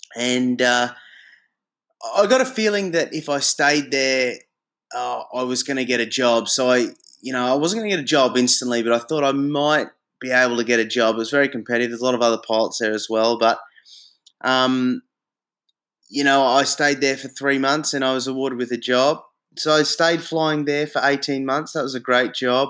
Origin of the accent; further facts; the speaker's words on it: Brisbane, Queensland, Australia; moved away as an adult; also born or lived in Darwin; now in Hong Kong; I come back to Brisbane, my hometown in Australia